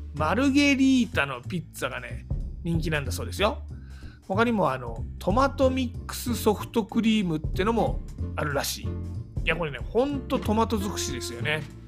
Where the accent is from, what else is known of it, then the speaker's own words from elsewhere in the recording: Tama area, Tokyo, Japan; 東京多摩地区出身の